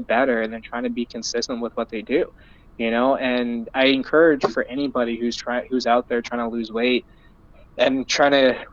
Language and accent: English; Surrey, British Columbia, Canada; I'm born and raised in Surrey, BC, or Vancouver, BC.